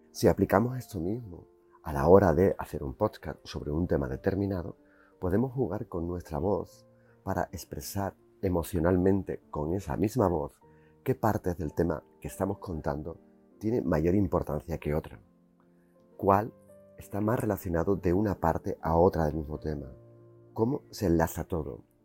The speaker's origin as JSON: {"language": "Spanish", "town": "Seville", "region": "Andalusia", "country": "Spain", "tie": "born or raised there", "also_born_or_lived": "Jerez de la Frontera", "said": "Yo soy andaluz y sé hablar el dialecto de Andalucía, el de Jerez donde nací y el de Triana donde me crié."}